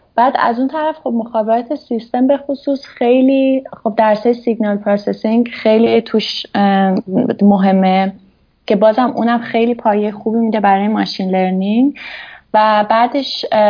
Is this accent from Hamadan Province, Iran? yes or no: yes; Hamadan, Hamadan Province, Iran; moved away as an adult; also born or lived in Tehran / Tabriz; now in Switzerland; من متولد همدان هستم همدان به دنیا اومدم بعد یه حدود نه سالم اینا که بود با خانوادم اومدیم تهران